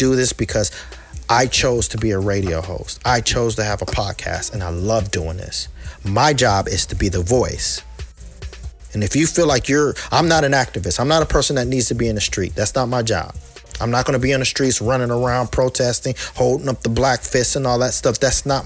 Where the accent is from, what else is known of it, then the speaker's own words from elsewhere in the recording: United States; I'm an American, period. I was born here. I was raised here.